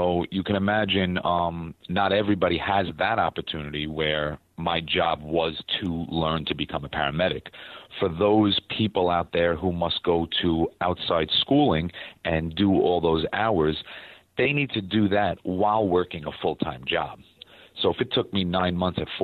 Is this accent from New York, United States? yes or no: yes; New York, United States; being a New Yorker